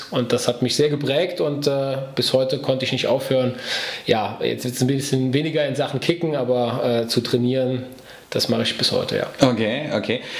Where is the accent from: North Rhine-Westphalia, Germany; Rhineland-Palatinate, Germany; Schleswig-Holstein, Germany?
Rhineland-Palatinate, Germany; Andernach; Ja, ich stamme aus dem Stadtteil von Andernach, aus Namedi.